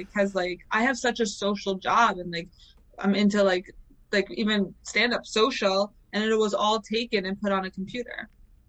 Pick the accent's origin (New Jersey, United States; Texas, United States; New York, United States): New Jersey, United States; I'm born and raised in Jersey. I love it over here. I love it because, like, where I am, I'm kind of in the middle of nowhere of Jersey. I'm, like, in that Jersey Shore area, so I'm, like, by the beach.